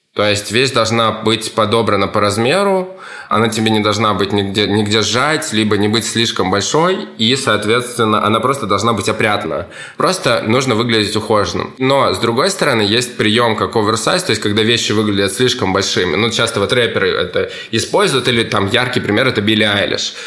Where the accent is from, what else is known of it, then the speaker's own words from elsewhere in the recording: Kamchatka Krai, Russia; moved away as an adult; also born or lived in Saint Petersburg; Я вырос, родился на Камчатке.